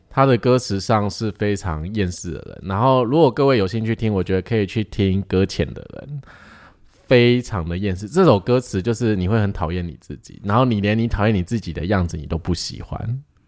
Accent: Taiwan; 我们是台湾人

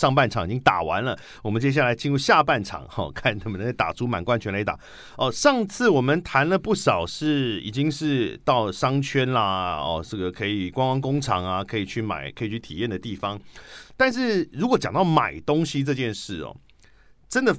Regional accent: Taipei, Taiwan; 因为我是台北人嘛，

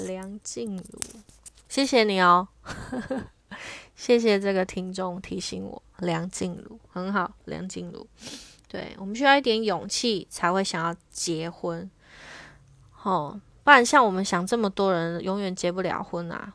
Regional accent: Taiwan; 身为台湾人

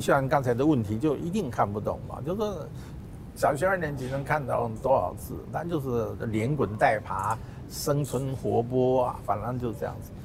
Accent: South Korea; now in Taiwan; 我是在韩国出生嘛

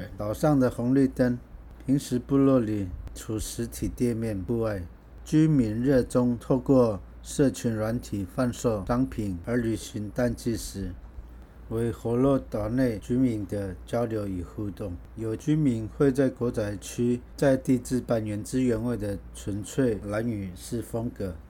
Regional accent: Langdao, Orchid Island, Taitung County, Taiwan; 因为我是狼岛的，

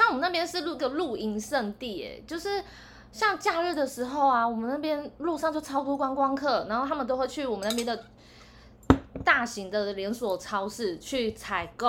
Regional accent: central Taiwan, Taiwan; now in Northern Taiwan; 然后我是来自中部山区，也是北漂的女子。

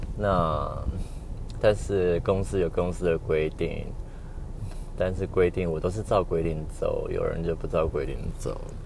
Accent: northern Taiwan, Taiwan; 我是北部人

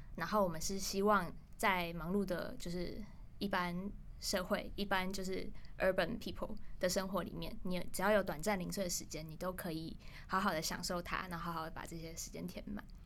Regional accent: Taiwan; 身为一个台湾人，然后可能用英文跟一群越南的同事去沟通

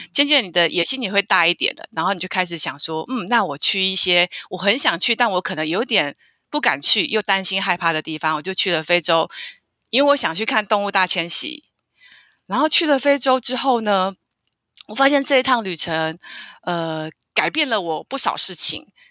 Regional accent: Taiwan; 我是台湾人

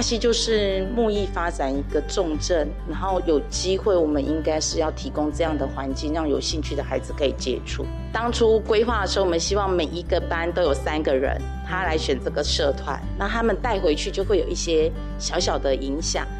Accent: Daxi, Taoyuan, Taiwan; 我们都是土生土长的大溪人，所以我们从小就看到满街都是家具

